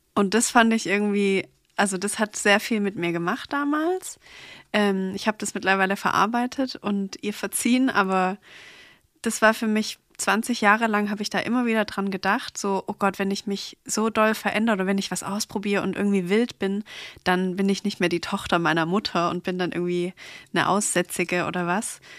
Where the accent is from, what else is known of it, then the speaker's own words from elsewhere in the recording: Stuttgart, Baden-Württemberg, Germany; ich komme aus Stuttgart